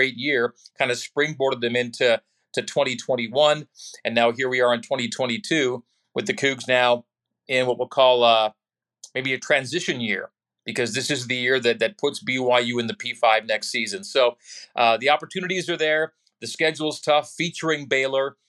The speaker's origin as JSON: {"language": "English", "town": "Saskatoon", "region": "Saskatchewan", "country": "Canada", "tie": "born or raised there", "also_born_or_lived": "Sudbury, Ontario / Calgary, Alberta", "moved": "as an adult", "lives_now": "Utah, United States", "said": "we moved to Saskatoon, Saskatchewan, when I was a baby, and then. From my high school years, our family moved again to Calgary, Alberta."}